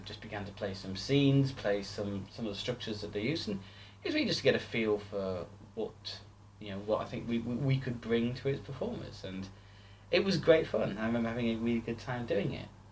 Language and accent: English; Stockton-on-Tees, North East England, United Kingdom; moved away as an adult; I moved back to my hometown of Stockton. This was two thousand and ten, so Stockton Tees in the northeast of England.